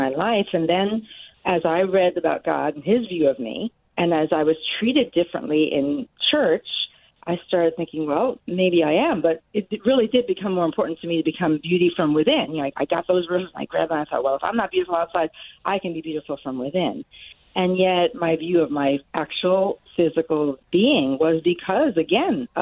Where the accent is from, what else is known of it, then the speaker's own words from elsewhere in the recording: New York City, New York, United States; now in Gary, Indiana, United States; as a youngster, I grew up in New York City.